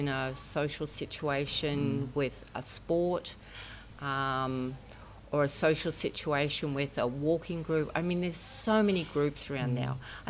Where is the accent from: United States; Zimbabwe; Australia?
Australia; Brisbane, Queensland; I'm from Brisbane, Australia.